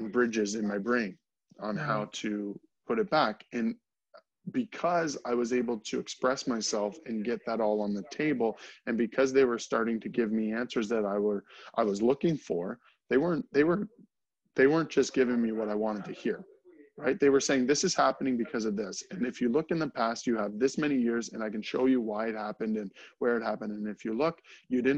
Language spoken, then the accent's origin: English; near Strathroy, Ontario, Canada; moved away as an adult; also born or lived in Alberta; my hometown